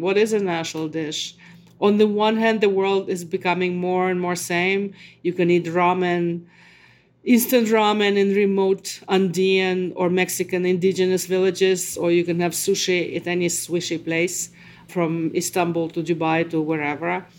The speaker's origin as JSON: {"language": "English", "region": "Moscow", "country": "Russia", "second_language": "English", "moved": "yes", "said": "I was someone from Moscow who speaks Russian, who thinks in Russian"}